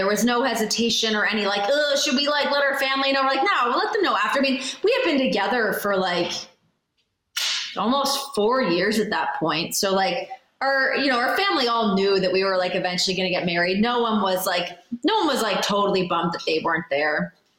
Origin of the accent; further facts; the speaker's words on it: Canada; I would say, you know, obviously like the politeness, I think we do fall into some of like our stereotypes, like the quirky, weird.